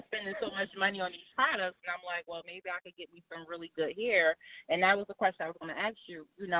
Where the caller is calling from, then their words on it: New Jersey, United States; I'm calling from New Jersey.